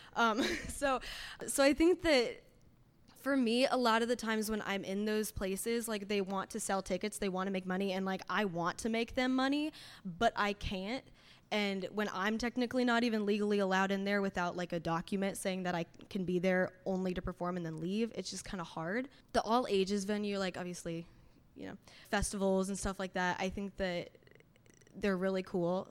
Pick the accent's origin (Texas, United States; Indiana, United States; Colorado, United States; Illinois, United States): Indiana, United States; Fishers; I'm a singer-songwriter from Fishers, Indiana